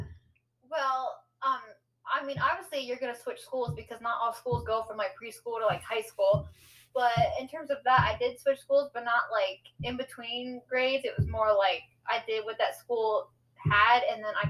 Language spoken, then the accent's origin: English; United States; accent: American; as you can tell by my accent, I am American, so I live in the States here